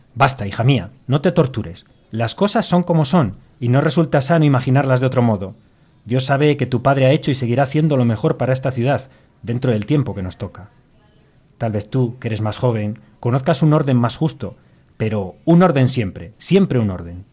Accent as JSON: {"language": "Spanish", "region": "Castile and León", "country": "Spain", "said": "la gente que producimos el pan que somos aquí los castellanos"}